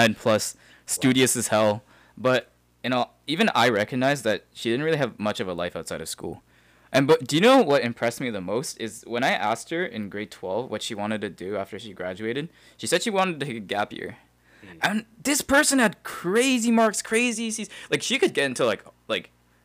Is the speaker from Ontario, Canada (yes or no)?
no; Calgary, Alberta, Canada; we're from Calgary, so a lot of people are like, yes, I want to do engineering, I want to work in oil and gas